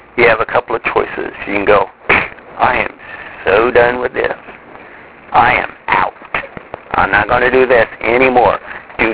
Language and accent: English; Midwest, United States; I grew up in the Midwest